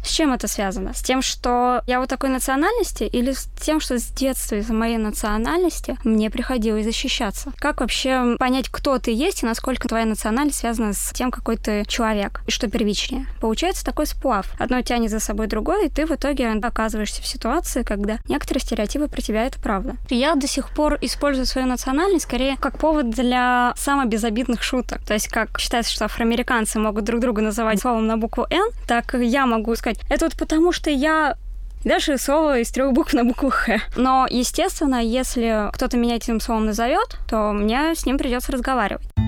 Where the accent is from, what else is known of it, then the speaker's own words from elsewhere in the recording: Moscow Oblast, Russia; Я родилась в Подмосковье